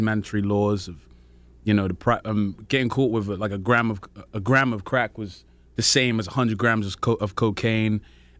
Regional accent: Peckham, London, United Kingdom

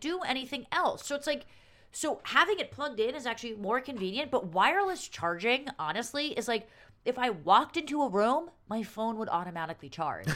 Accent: New York City, New York, United States; as a New Yorker

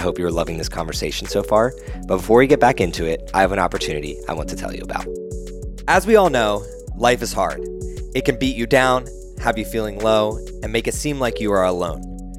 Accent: New Jersey, United States; I'm from Jersey

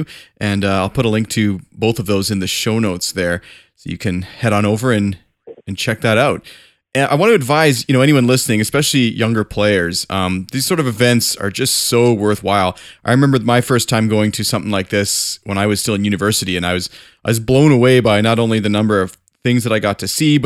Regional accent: Canada; also born or lived in Calgary; as a Canadian, I live in Calgary

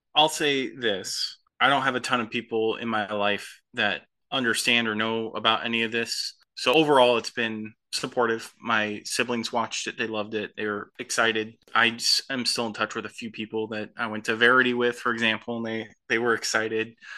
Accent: Midwest, United States; We, we grew up in the Midwest

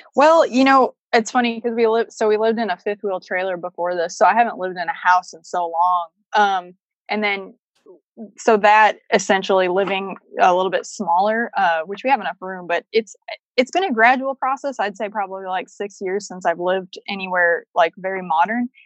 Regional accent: Chicago, Illinois, United States; moved away; I grew up in Chicago

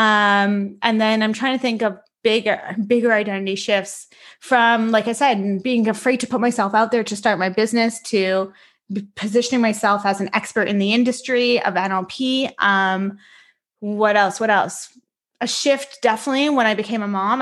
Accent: Richmond Hill, Ontario, Canada; I am formally born and raised in Richmond Hill, Ontario, and that's where I'm living right now as well

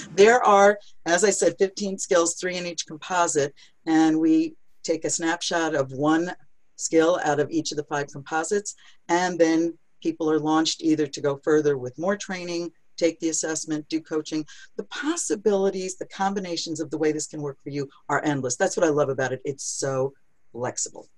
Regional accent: New York City, New York, United States; I'm from New York City

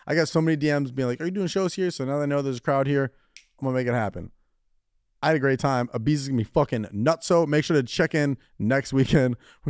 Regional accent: United States; They knew that we were Americans

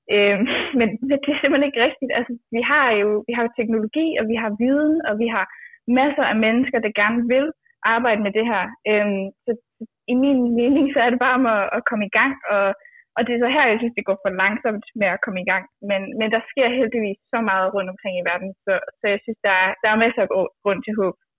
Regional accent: Djursland, Central Denmark Region, Denmark; jeg kommer fra landet og fra Djursland

